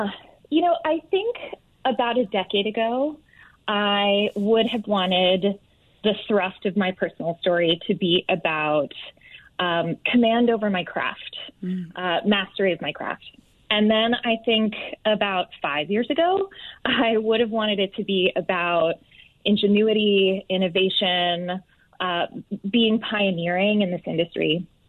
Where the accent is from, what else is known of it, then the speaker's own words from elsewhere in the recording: Atlanta, Georgia, United States; also born or lived in Manhattan, New York; now in New York City, United States; I am from Atlanta, yes.